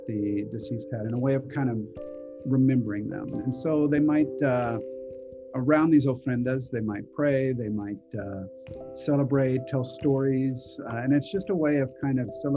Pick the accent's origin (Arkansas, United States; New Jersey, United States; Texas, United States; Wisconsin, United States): Texas, United States; I was actually born on the 5th of May, so Cinco de Mayo, and then I grew up in Texas